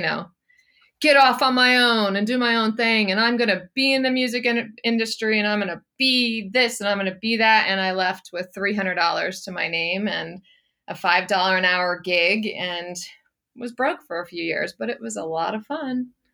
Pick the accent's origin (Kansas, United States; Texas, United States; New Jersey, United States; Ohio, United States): New Jersey, United States; moved away as an adult; also born or lived in Georgia / Charlotte, North Carolina; I was born in Georgia, but I grew up in New Jersey. So I spent, you know, twenty-five years in New Jersey